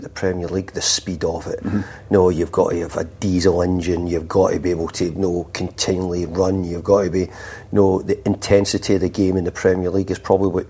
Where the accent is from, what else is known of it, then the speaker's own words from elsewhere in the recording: Scotland, United Kingdom; Being Scottish, it makes it really easy for me to come up here.